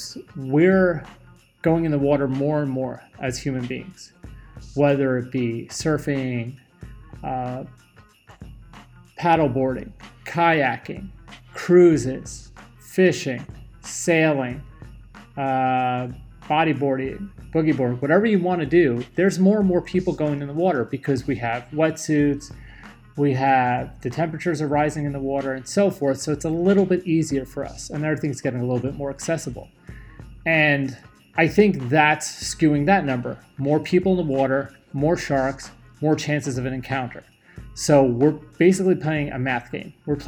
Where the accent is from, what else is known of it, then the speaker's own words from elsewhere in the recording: New York, United States; growing up in New York